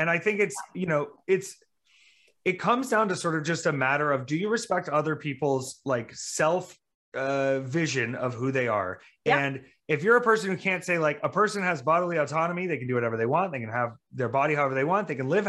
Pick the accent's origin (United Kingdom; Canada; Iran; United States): United States; the South; also born or lived in Myrtle Beach / Marietta, Georgia / Jacksonville, North Carolina / Greer, South Carolina; Well, honey, I'm from the South. I'm from the Bible Belt.